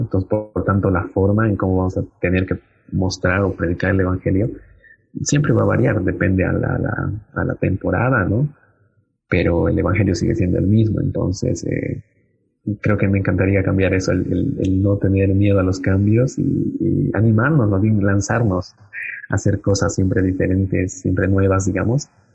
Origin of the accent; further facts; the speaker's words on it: Cochabamba, Bolivia; como bolivianos realmente tenemos mucho para dar